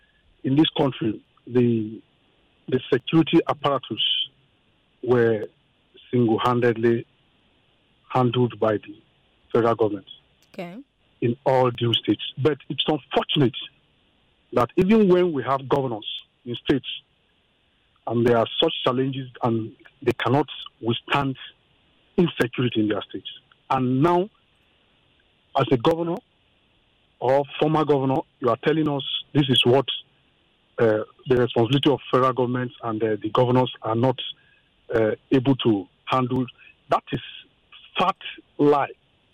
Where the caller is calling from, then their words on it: Ikeja, Lagos, Nigeria; I'm calling from Ikeja.